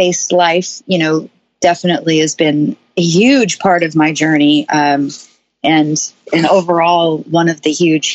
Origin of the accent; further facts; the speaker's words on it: Seattle, Washington, United States; moved away as an adult; now in Nashville, United States; I am originally from Seattle, Washington, but I moved Nashville